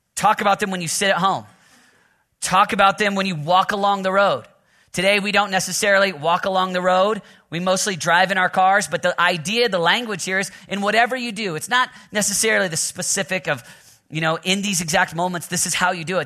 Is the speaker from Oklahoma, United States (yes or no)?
yes; Oklahoma, United States; I'm from Oklahoma, so I got Sooner, Sooner blood in me